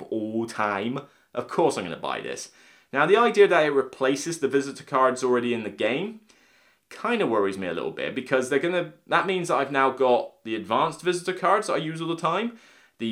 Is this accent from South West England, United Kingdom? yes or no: yes; Somerset, South West England, United Kingdom; I'm from Somerset